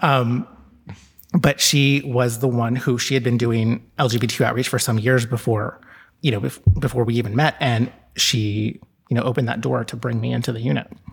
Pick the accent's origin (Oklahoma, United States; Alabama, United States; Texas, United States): Texas, United States; moved away as an adult; now in New York City, United States; I grew up in Texas, and I moved here when I was eighteen